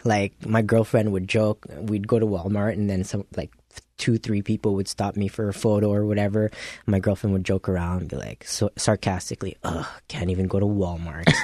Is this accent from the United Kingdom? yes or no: no; Philippines; now in Winnipeg, Canada; being a Filipino